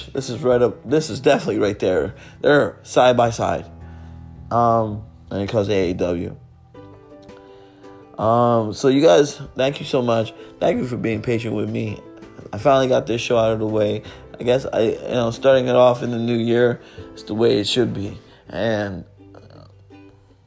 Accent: Miami, Florida, United States; I'm from Miami. I live in Miami

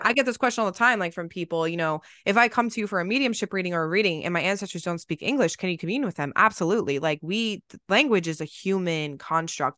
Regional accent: New Jersey, United States; I grew up in New Jersey

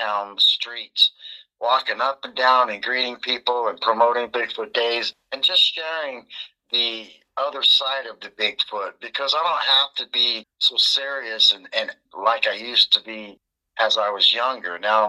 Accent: Colorado, United States; now in Estes Park, United States; I came from the Pikes Peak area. So right. I brought my uniqueness over to Estes Park.

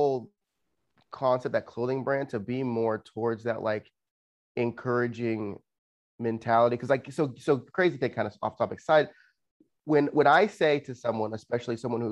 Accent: Los Angeles, California, United States; I'm originally from California in Los Angeles

